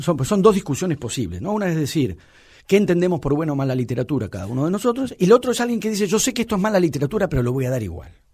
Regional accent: Buenos Aires, Argentina; soy un porteño de clase media

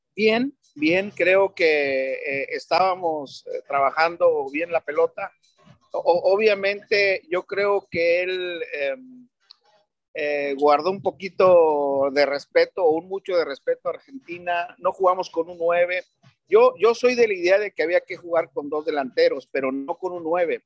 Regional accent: Mexico; como mexicano

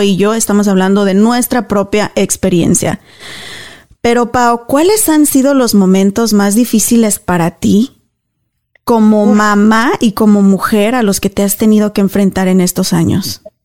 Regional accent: Mexico; now in United States; yo soy cristiana, crecí católica en México, aquí me bauticé cristiana

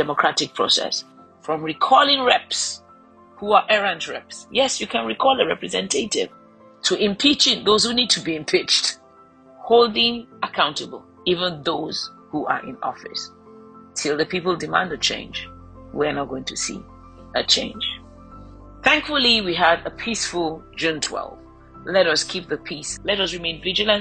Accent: Nigeria; I'm a Nigerian

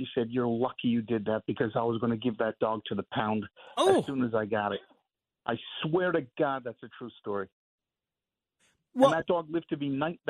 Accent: Randolph, New Jersey, United States; now in Morristown, United States; I'm from Randolph.

